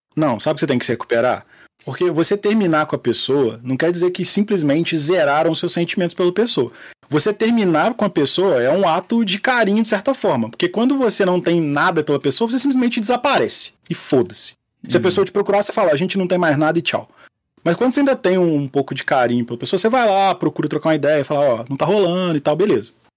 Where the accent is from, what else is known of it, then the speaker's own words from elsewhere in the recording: Rio de Janeiro, Brazil; Eu e Maurício, como bons cariocas